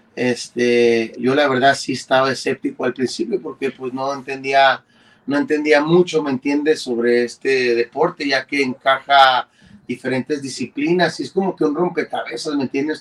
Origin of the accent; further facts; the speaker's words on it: Mexico; todos somos mexicanos